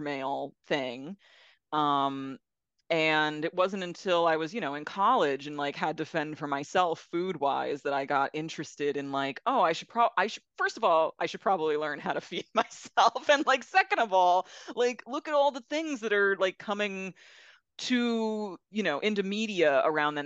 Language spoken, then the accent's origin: English; South Florida, United States; moved away; I grew up in South Florida